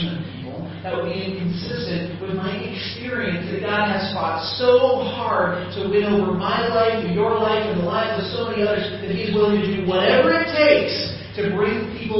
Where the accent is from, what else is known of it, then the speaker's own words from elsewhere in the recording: Midland, South Dakota, United States; also born or lived in Pence, Kansas; now in Chiang Mai, Thailand; I come from Podunk nowhere in Midland, South Dakota